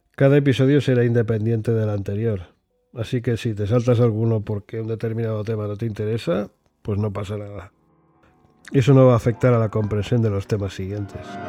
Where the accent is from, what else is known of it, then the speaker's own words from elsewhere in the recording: Barcelona, Catalonia, Spain; moved away as an adult; also born or lived in England; now in United Kingdom; Soy español de nacimiento y británico de adopción. Natural de Barcelona.